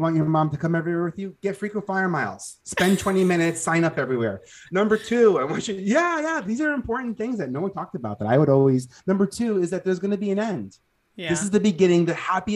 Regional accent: New York City, New York, United States; I'm born and raised in Staten Island

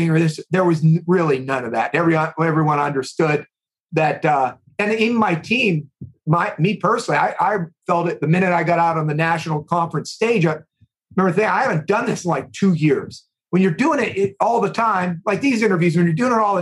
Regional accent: East Coast, United States; moved away; also born or lived in Midwest; I've lived in the Midwest for about 25 years. I grew up on the East Coast

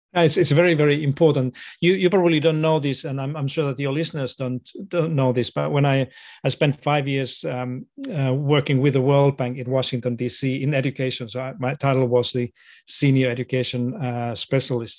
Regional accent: Finland; moved away as an adult; now in Australia; I was born in Finland to a family of teachers.

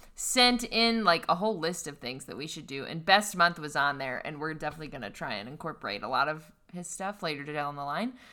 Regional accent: western Pennsylvania, United States; I am from western Pennsylvania, which is the tip of Appalachia

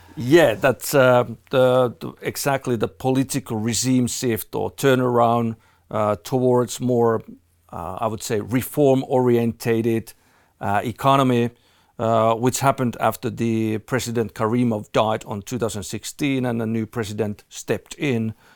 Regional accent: Finland; moved away; I'm originally from Finland

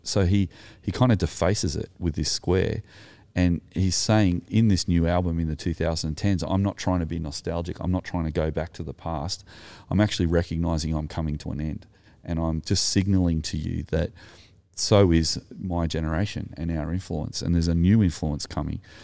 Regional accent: Sutherland Shire, New South Wales, Australia; I'm Anglo, I'm from the Sutherland Shire

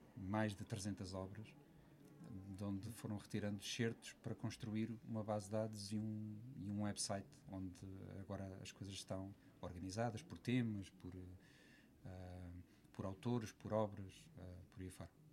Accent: Lisbon area, Portugal; Eu não sou de Lisboa, apesar de ter, ter nascido na, na maternidade Alfredo da Costa, como metade de Portugal, mas uh, sempre vivi fora da cidade

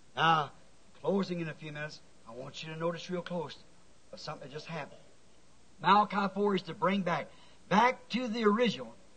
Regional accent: United States; I am an American.

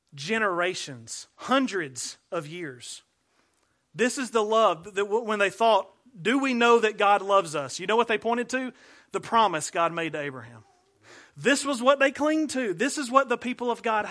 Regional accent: Ardmore, United States; I'm from Ardmore. We don't drive mules there, I promise

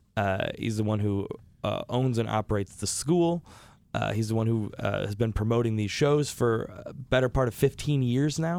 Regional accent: Rochester, New York, United States; born and raised in Rochester

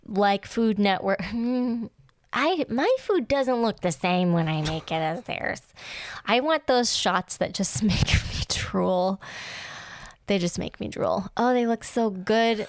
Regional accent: United States; as an American

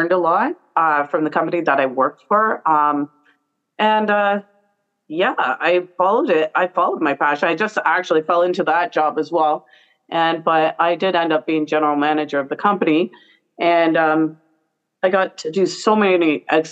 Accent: Brantford, Ontario, Canada; this is my hometown. I love my hometown

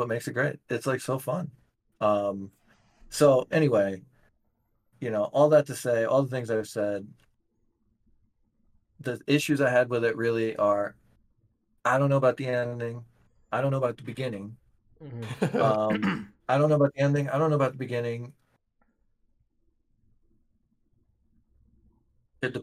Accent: West Virginia, United States; when I was a kid, growing up in West Virginia

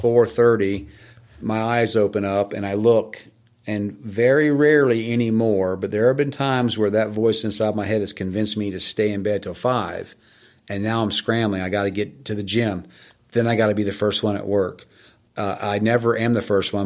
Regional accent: Florida, United States; also born or lived in Boston; I grew up in Florida

